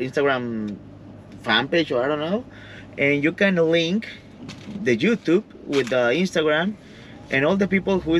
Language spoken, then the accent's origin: English; Mexico; English is a second language; we're from Mexico